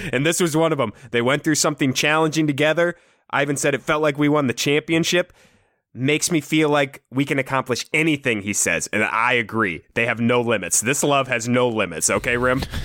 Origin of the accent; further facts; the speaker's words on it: Iowa, United States; we're from Iowa